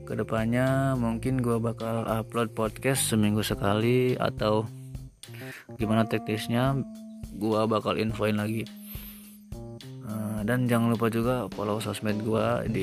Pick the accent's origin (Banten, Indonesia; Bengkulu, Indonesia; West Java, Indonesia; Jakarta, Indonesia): Banten, Indonesia; Pandeglang; born there; Gue lahir di Paneglang, 18 Januari 1999.